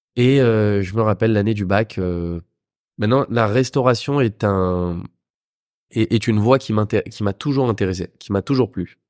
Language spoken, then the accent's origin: French; Vincennes, Île-de-France, France; also born or lived in London; j'ai grandi, j'ai grandi entre Vincennes et Saint-Mandé dans le 94